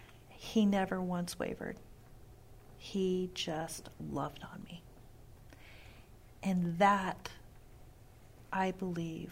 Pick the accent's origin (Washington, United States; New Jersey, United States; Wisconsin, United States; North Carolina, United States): Washington, United States; Pasco; also born or lived in West Richland, Washington / Europe; was born in Pasco and raised in Pasco